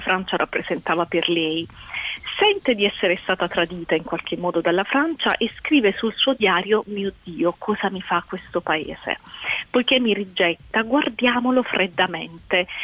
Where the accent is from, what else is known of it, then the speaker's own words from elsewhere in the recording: Apulia, Italy; io in quanto pugliese sono anche orgogliosa